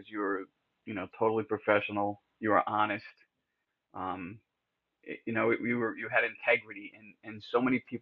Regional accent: upstate New York, United States; moved away as an adult; also born or lived in Bronx, New York / Rockaway Beach, New York; I was born in the Bronx, but I spent most of my formative years in upstate New York

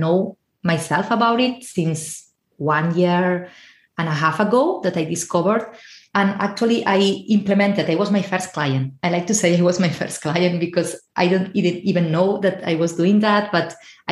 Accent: Spain; moved away as an adult; now in Ireland; I'm originally from Spain, but I'm currently living in Ireland

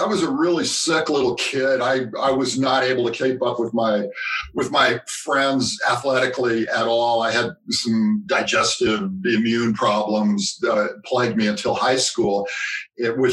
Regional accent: California, United States; growing up in California, I had been to Yosemite

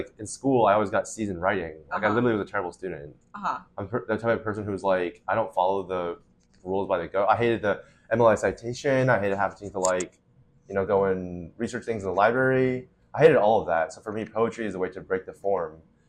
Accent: Florida, United States; also born or lived in Utah / Shanghai, China / Boston; So I was born in Utah. I stayed there until I was 7, and then I moved to Florida until I was 10, and then I was in Shanghai, China from 10 to 16.

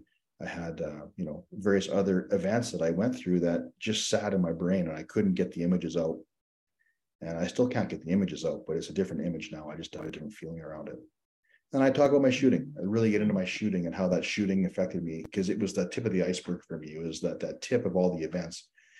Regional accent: Saskatchewan, Canada; also born or lived in Newfoundland and Labrador / Alberta; I was born in Newfoundland, which is on the East Coast. And we, moved out to Alberta. I spent some time in Alberta, and I moved to Saskatchewan

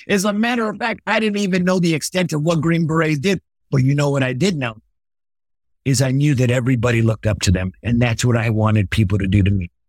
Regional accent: Los Angeles, California, United States; born or raised there

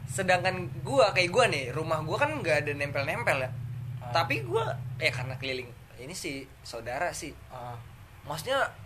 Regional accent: Pakem, Special Region of Yogyakarta, Indonesia; di deket kampung gue sih di Pakem Kaliurang itu kayak perkampungan gitu

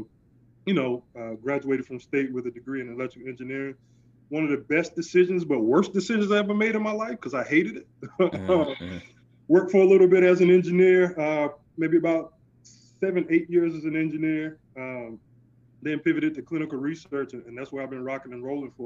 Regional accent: Oak Hill, North Carolina, United States; I'm from North Carolina, out in the country, small township. I guess is the technical term of it. Out in Oak Hill, North Carolina, I grew up a country boy

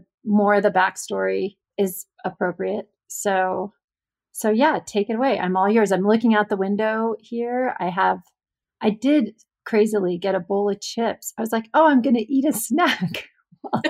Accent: Alaska, United States; I grew up in Alaska

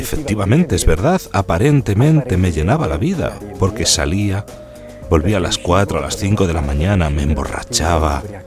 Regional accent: Bedizzole, Lombardy, Italy; soy de Bedizzole, un pueblo de Brescia, a 10 kilómetros del lago de Garda

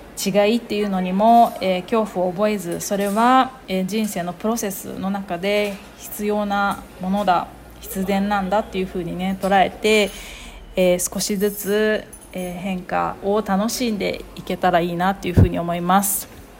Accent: Japan; moved away

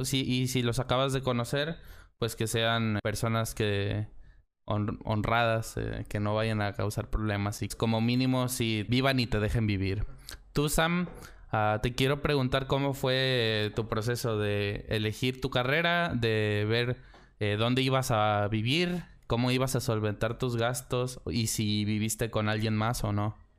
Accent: Mexico; also born or lived in San Luis Potosí; en nuestro bello país que es México

